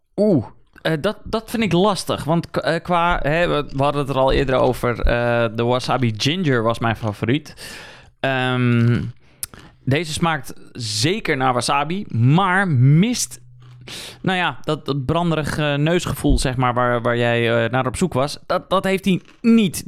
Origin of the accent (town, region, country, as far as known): Netherlands